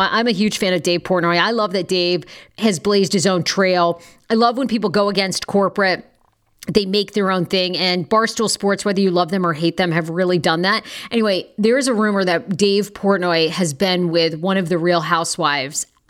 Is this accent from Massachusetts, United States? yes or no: no; Maine, United States; I'm from Maine.